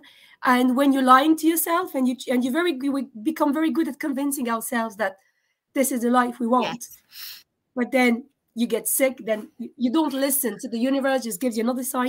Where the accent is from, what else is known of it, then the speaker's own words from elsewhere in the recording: France; moved away as an adult; also born or lived in Scotland / Russia; now in Dublin, Ireland; I was born in France, but my parents are from former Yugoslavia